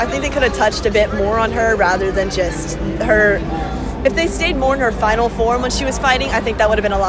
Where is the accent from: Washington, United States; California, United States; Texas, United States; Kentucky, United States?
Texas, United States; Houston; I am from Houston, yes.